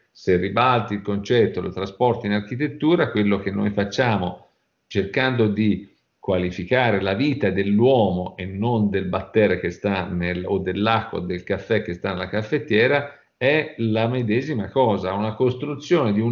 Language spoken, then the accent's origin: Italian; Naples, Campania, Italy; Certo, assolutamente, il mio accento non tradisce.